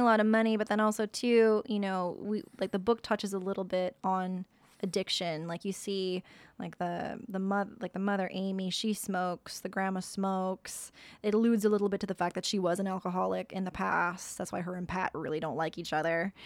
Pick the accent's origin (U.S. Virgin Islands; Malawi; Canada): Canada; Sault Ste. Marie, Ontario; moved away; I came from Sault Ste. Marie